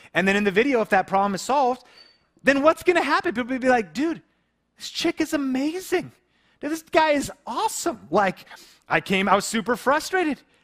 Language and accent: English; Seattle area, Washington, United States; a small town we grew up in together in the Seattle area